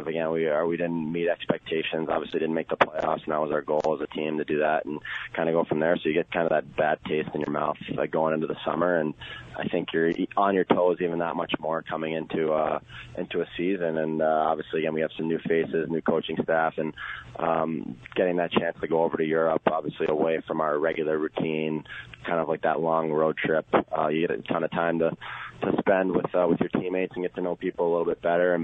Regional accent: United States; being an American and playing internationally

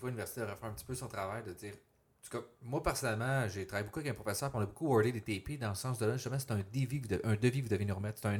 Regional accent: Montreal, Quebec, Canada; now in Quebec City, Canada; Montréal, c'est très bilingue.

